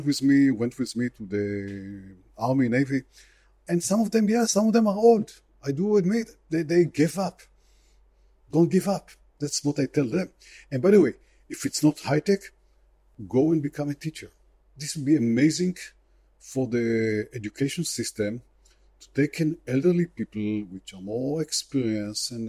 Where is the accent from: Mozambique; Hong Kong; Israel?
Israel